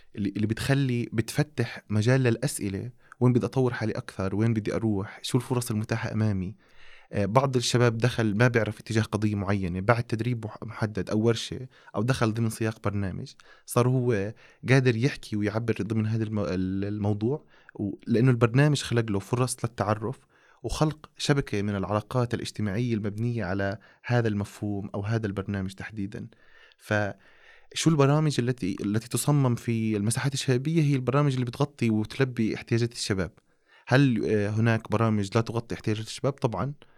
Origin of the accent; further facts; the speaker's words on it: Amman, Amman Governorate, Jordan; عندنا في عمان